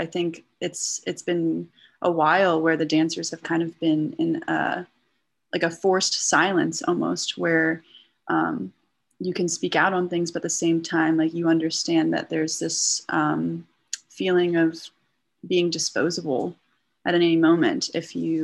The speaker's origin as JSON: {"language": "English", "town": "Acton", "region": "Massachusetts", "country": "United States", "tie": "born or raised there", "also_born_or_lived": "New York City, New York / New Jersey", "moved": "yes", "said": "I grew up in Acton"}